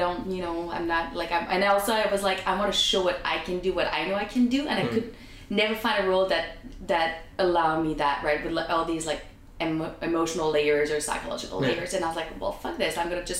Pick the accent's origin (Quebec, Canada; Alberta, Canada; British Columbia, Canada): Quebec, Canada; Montreal; I'm from Montreal.